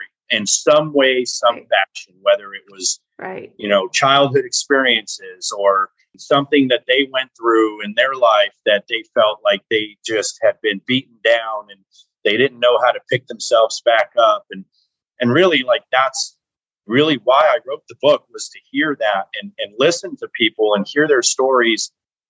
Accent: Las Vegas, Nevada, United States; I was raised in Las Vegas, Nevada.

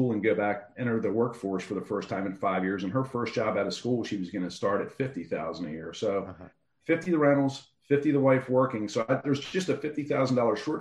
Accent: Baltimore, Maryland, United States; Hamden, which is where I grew up at in Baltimore City

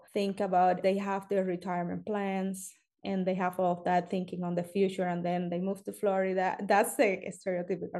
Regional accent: Cuba; now in United States; I am from Cuba

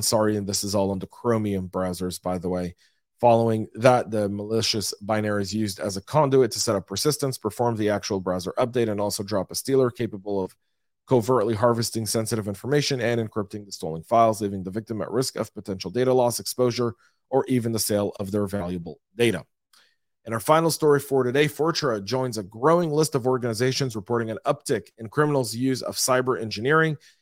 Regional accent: Louisville, Colorado, United States; my hometown of Louisville, Colorado

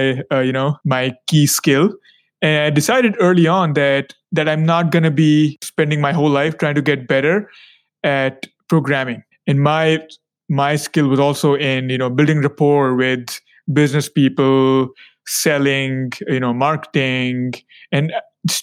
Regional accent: India; moved away; also born or lived in China / United States; I am originally from India. I got my formal education in India and then China and then the USA

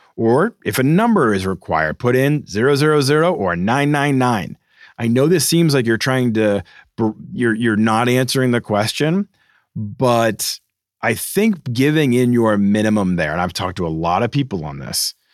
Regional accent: Boston, Massachusetts, United States; moved away; Boston, my hometown

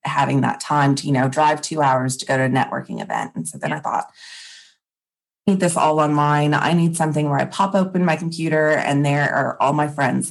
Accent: Texas, United States; also born or lived in Wheat Belt, Western Australia; now in Western Australia, Australia; I'm originally from Texas

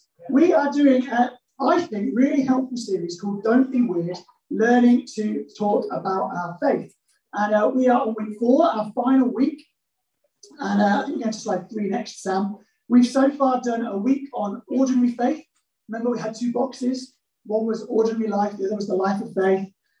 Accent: Midlands, United Kingdom; because I'm from the Midlands

